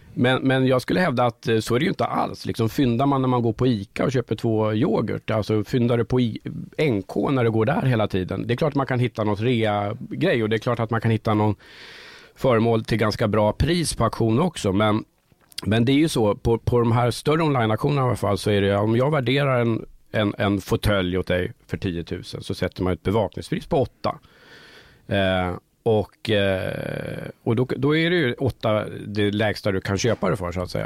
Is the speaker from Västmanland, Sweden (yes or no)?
yes; Sala, Västmanland, Sweden; moved away; also born or lived in Stockholm; jag kommer ursprungligen från Sala i Västmanland